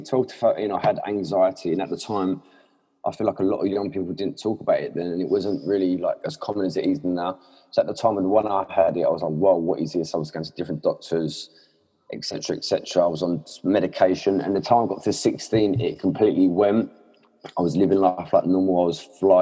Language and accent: English; Essex, East of England, United Kingdom; I'm from England, Essex.